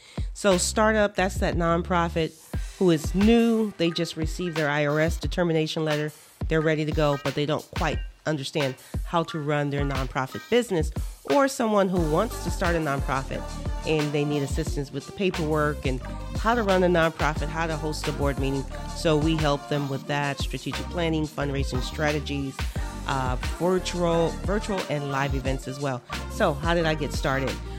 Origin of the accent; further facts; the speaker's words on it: Los Angeles, California, United States; also born or lived in Naples, Florida; now in Fort Myers, United States; I'm originally from Los Angeles